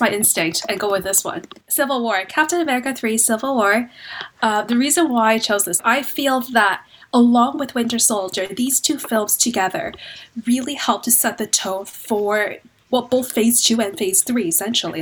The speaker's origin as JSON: {"language": "English", "town": "Vancouver", "region": "British Columbia", "country": "Canada", "moved": "as an adult", "lives_now": "London, United Kingdom", "said": "I'm originally from Vancouver, Canada, so you can probably tell by my accent. Moved to London about two years ago."}